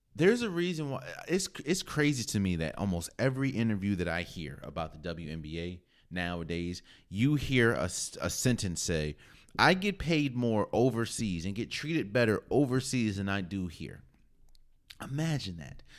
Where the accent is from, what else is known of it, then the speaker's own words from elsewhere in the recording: Maryland, United States; I'm from Maryland